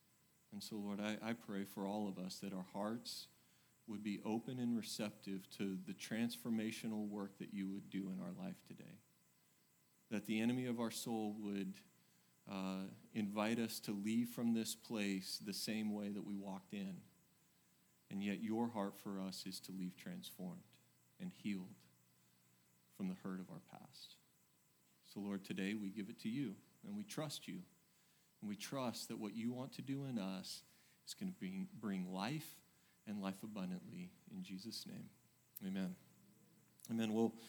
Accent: Oregon, United States; now in Texas, United States; I came from Oregon, and, you know, you would think I'd handle it, but I don't.

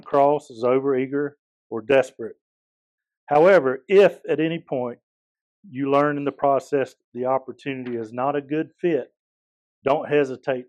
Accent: Eastern North Carolina, United States; I'm originally from Eastern North Carolina. Grew up on a farm.

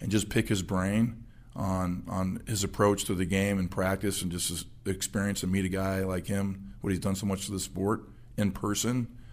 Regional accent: Phoenix, Arizona, United States; also born or lived in Camp Springs, Maryland; I grew up in Phoenix. I moved out there when I was two

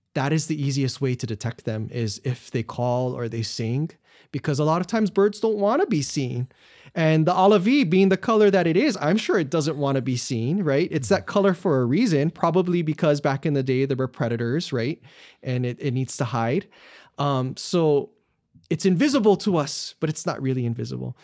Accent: Wahiawa, Hawaii, United States; I'm from Wahiawa, no Oahu, which is in the middle of the island

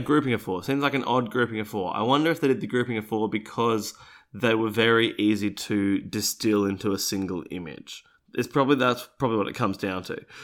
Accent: Australia; I, being an Australian, what is not an American

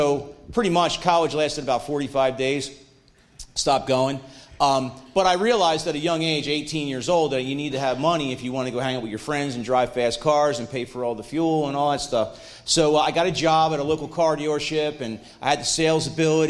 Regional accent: Mantua Township, New Jersey, United States; I'm from Mantua Township originally, not so far away

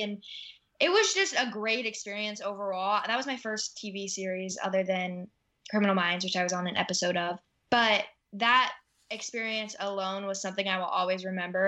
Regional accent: Iowa, United States; now in Los Angeles, United States; you come back home to Iowa and it's just this country living.

